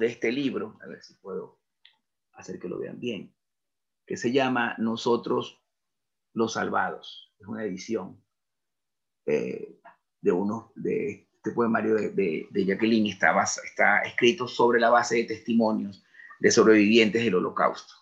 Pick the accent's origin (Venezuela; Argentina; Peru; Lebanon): Venezuela; moved away as an adult; now in Spain; yo como venezolano soy un venezolano que tiene padres venezolanos, abuelos venezolanos